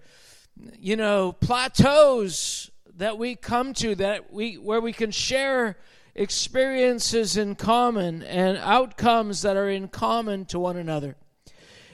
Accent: Canada; we're from Canada

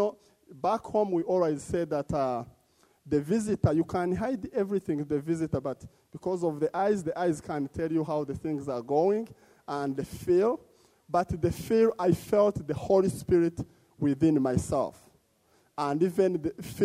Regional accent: DR Congo; moved away as an adult; also born or lived in Uganda; now in Edmonton, Canada; I was born in Congo, one of the torn country

